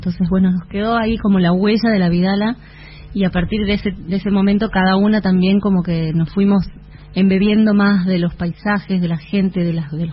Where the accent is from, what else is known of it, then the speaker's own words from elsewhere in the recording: Salta, Argentina; moved away as an adult; now in Buenos Aires, Argentina; un tiempo vivimos juntas acá en Buenos Aires apenas nos fuimos de Salta para estudiar eh, pero después la Eva se fue a vivir a Italia yo me quedé acá en Buenos Aires